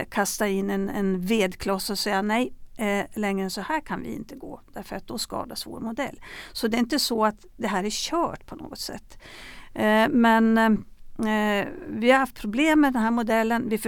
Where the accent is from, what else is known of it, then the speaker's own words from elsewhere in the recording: Sweden; jag var på en begravning hemma i Sverige